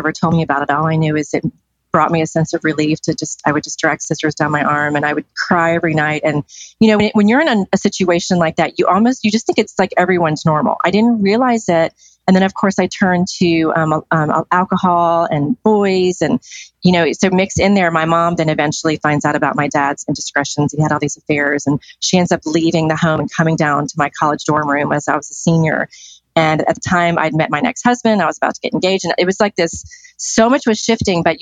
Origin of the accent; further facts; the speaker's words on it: Decatur, Georgia, United States; I was born in Atlanta, specifically in Decatur, Georgia.